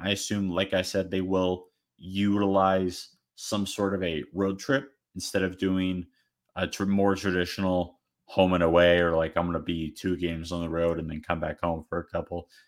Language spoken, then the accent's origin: English; Arizona, United States; I'm from Arizona